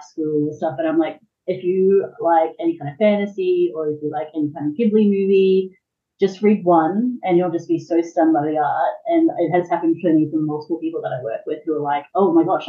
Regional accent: Redlands, Queensland, Australia; Hello, from Queensland. I'm from Redlands, Redondo

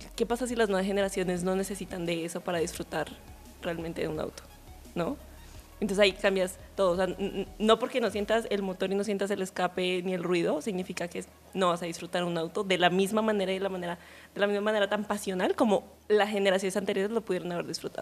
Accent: Colombia; soy colombiana

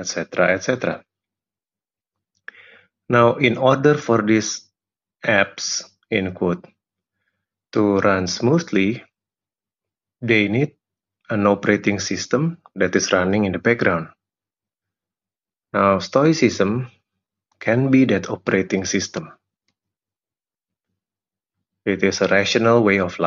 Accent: Jakarta, Indonesia; I'm from Jakarta, Indonesia.

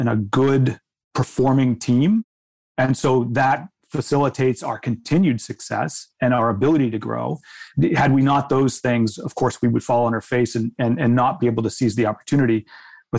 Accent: United States; moved away as an adult; now in Canada; I'm an American myself

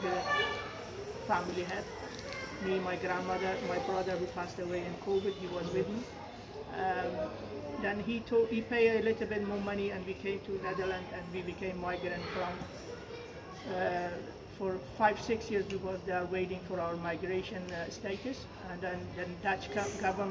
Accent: Herat, Afghanistan; English is a second language; also born or lived in Iran; now in Cardiff, United Kingdom; I am from Afghanistan, a province called Herat

